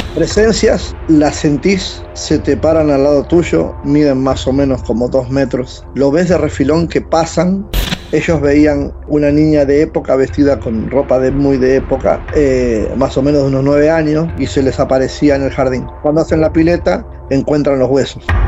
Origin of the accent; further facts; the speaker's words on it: San Fernando, Buenos Aires Province, Argentina; De Buenos Aires, San Fernando